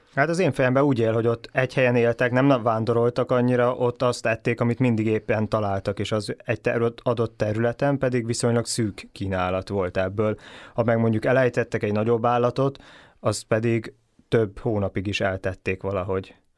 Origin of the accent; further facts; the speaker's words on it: Hungary; a mi magyar gondolkodásunk az a ételközeg, amivel felnőttünk